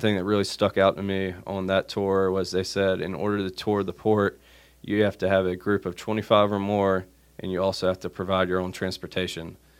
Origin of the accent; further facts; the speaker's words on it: Wilmington, North Carolina, United States; moved away as an adult; growing up in Wilmington. it was an easy place to move back